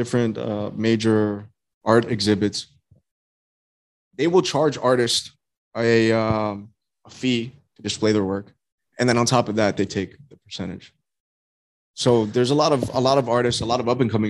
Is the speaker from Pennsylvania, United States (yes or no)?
no; Hollywood, Florida, United States; Originally born and raised in Hollywood, Florida.